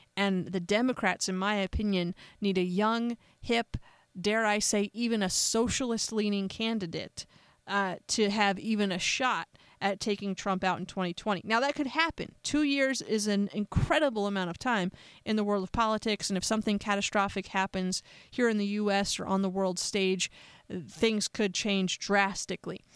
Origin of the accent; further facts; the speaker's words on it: United States; I'm an American